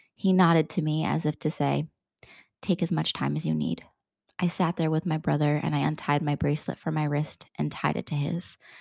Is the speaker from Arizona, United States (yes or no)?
no; Bristol, Connecticut, United States; where I grew up in Bristol, Connecticut